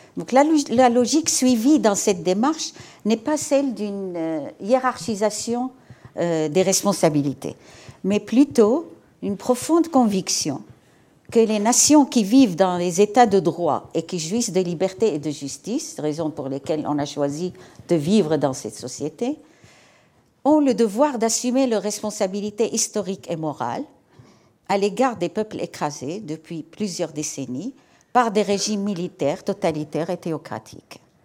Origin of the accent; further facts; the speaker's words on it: Aleppo, Aleppo Governorate, Syria; moved away as an adult; now in France; la ville millénaire qui est ma ville natale où j'ai vécu jusqu'à l'âge de 18 ans